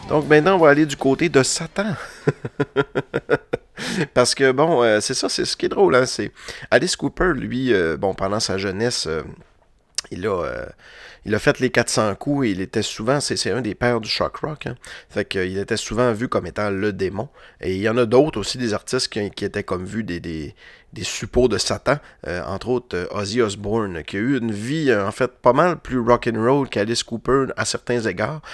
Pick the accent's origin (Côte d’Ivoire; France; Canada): Canada; Roberval, Quebec; moved away as an adult; now in Quebec City, Canada; étant ticu à Robertval